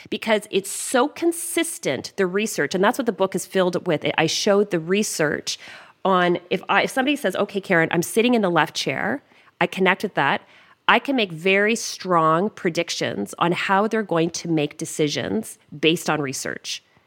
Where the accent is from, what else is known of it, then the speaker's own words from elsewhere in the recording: Canada; accent: Canadian; my Canadian accent